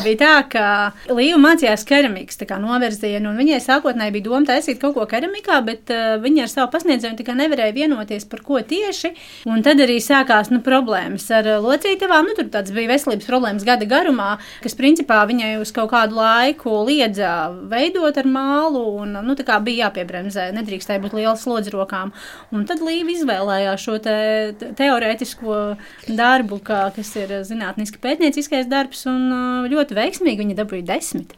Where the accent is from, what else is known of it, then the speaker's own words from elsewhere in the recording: Krimūnas parish, Sigulda Municipality, Latvia; now in Riga, Latvia; es ikdienā dzīvoju Rīgā, bet esmu nākusi no Krimūnas pagasta, Siguldas novada